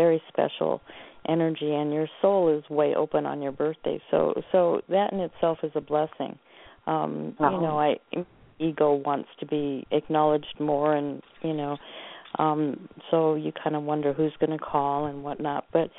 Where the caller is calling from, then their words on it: Oregon, United States; I'm calling from Oregon.